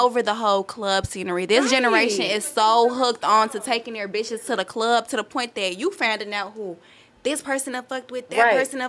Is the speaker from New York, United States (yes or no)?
no; Chicago, Illinois, United States; now in Houston, United States; I'm from Chicago.